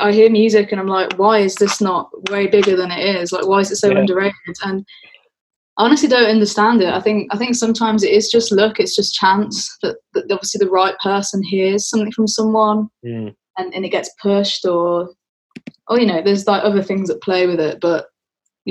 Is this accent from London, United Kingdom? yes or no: no; Wolverhampton, West Midlands, United Kingdom; also born or lived in Birmingham; I am from Wolverhampton, but I spent a lot of time in Birmingham